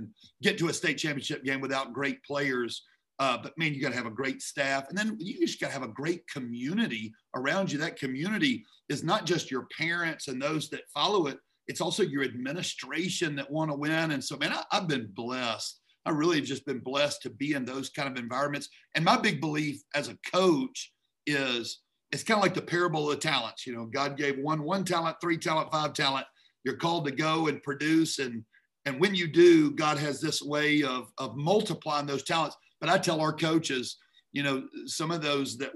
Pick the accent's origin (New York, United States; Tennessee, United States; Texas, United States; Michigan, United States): Tennessee, United States; Memphis; moved away as an adult; also born or lived in Atlanta, Georgia; now in Georgia, United States; I'm originally from Memphis